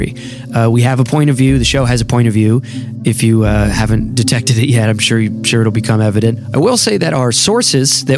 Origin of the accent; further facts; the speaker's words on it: United States; we are obviously two American guys